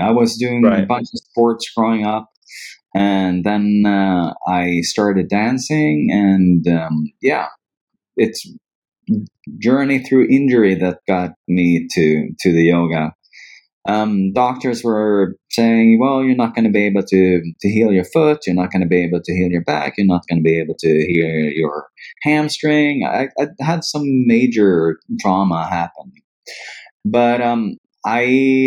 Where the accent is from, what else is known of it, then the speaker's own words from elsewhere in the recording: Dalarna County, Sweden; also born or lived in Stockholm; I was born in Stockholm, but I grew up about 50 kilometers north of here in a region or province called Dalarna. So when I was about 5, my mom and I ended up going back to where she was from.